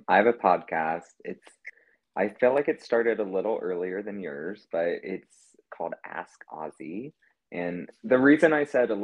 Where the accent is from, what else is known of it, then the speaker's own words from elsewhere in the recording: South Carolina, United States; moved away; I'm from the South. I'm from South Carolina